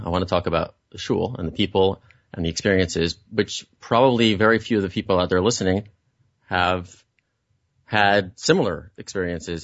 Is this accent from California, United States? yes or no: no; Muncie, Indiana, United States; moved away; I'm from Muncie, I'm a country boy